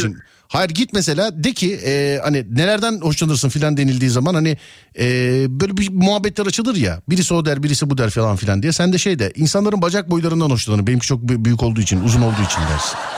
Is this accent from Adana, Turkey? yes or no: no; Köyceğiz, Muğla, Turkey; Ben Muğla, Muğla Köyceğiz abicim.